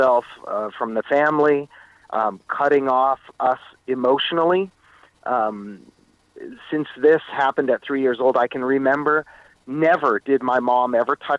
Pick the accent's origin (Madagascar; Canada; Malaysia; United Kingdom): Canada; Meaford, Ontario; moved away as an adult; also born or lived in Etobicoke, Toronto / California; by the time kindergarten started, I moved up to the small town of Meaford on Georgian Bay